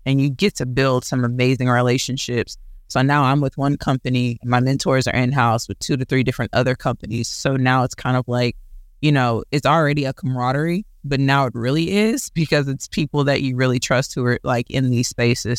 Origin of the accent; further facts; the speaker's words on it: Houston, Texas, United States; I am a Houston native, born and raised